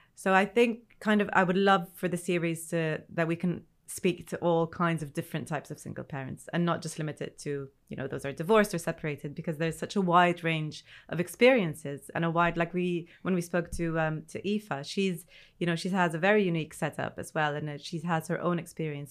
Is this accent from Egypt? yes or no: yes; Egypt; now in United Kingdom; I'm originally not from the U K, I'm originally from Egypt